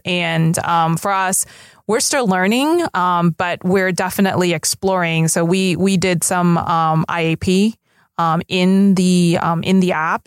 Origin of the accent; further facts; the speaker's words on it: Los Angeles, California, United States; we both basically grew up here in L